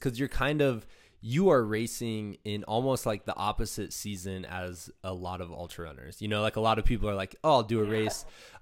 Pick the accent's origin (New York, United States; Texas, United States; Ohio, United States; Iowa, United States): Iowa, United States; small Iowa town, United States; I was growing up in my hometown